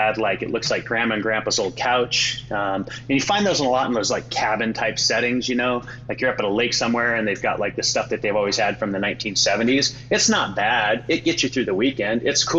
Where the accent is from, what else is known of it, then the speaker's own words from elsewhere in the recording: Oregon, United States; we're from Oregon